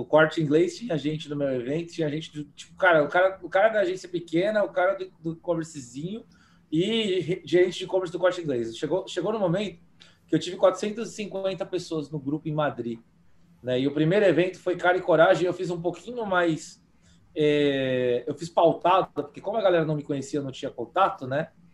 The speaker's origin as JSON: {"language": "Portuguese", "country": "Brazil", "also_born_or_lived": "Spain", "moved": "as an adult", "said": "eu sou brasileiro"}